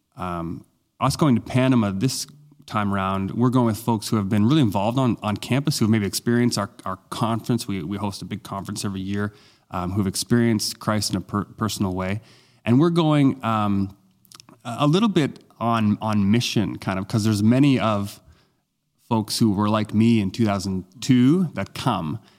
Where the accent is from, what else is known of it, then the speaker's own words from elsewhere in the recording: Halifax, Nova Scotia, Canada; I was among about three hundred or so folks that came from my hometown, he, uh, Halifax